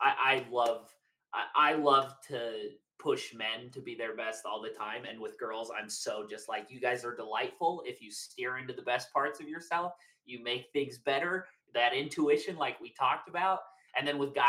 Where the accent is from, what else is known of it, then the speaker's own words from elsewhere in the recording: Draper, Utah, United States; we grew up in Draper